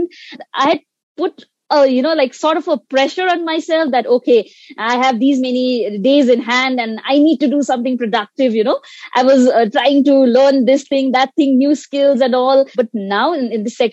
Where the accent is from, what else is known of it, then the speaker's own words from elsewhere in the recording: Sikkim, India; I'm from Sikkim, India